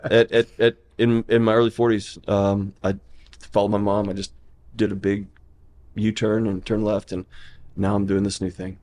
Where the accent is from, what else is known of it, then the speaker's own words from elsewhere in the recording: Houston, Texas, United States; now in Nashville, United States; I was born and raised in Houston, Texas.